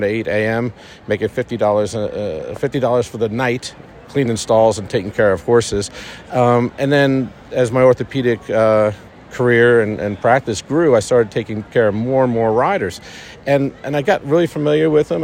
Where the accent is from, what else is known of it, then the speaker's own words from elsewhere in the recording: Garden City, New York, United States; moved away as an adult; now in Lexington, United States; I grew up in Garden City, next town over from the Belmont